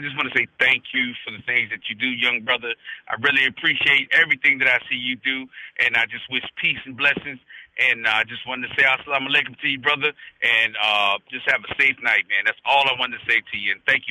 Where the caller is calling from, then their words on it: Raleigh, North Carolina, United States; I'm calling from Raleigh, North Carolina.